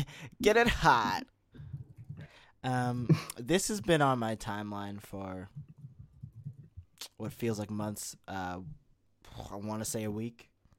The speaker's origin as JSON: {"language": "English", "country": "Canada", "said": "as a Canadian."}